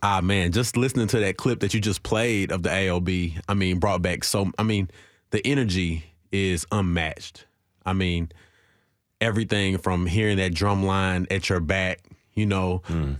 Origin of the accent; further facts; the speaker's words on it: Nashville, Tennessee, United States; I'm from Nashville, born and raised in Nashville, and being in the inner city of Nashville, growing up in the '90s